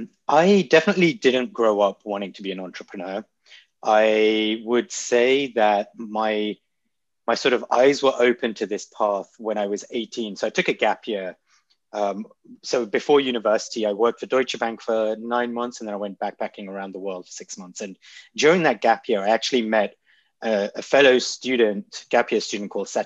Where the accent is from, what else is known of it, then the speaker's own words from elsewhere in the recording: London, United Kingdom; also born or lived in Nairobi, Kenya / South East England; So I grew up in London. My dad's family was from Kenya. So I spent a few years in Kenya, Nairobi, then moved to London, and then pretty much kind of grew up in Southeast England.